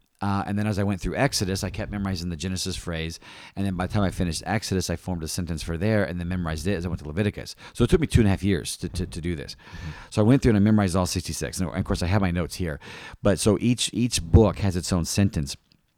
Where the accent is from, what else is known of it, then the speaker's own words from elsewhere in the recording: East Peoria, Illinois, United States; She was from the Chicago area, Kankakee, and I was from Peoria, East Peoria area.